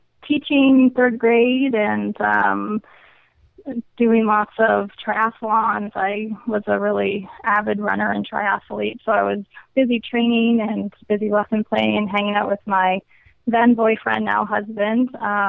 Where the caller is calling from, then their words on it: Alexandria, Virginia, United States; Oh, I'm from Virginia, Alexandria, Virginia.